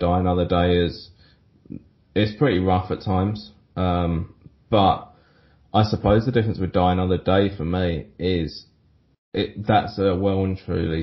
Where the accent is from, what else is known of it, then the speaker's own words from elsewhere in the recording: London, United Kingdom; when I was growing up in London